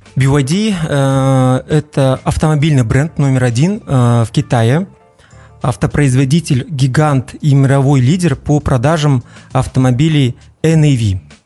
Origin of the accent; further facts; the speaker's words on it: Shymkent, Turkistan Region, Kazakhstan; also born or lived in Almaty; я родом из Казахстана, из города Шымкент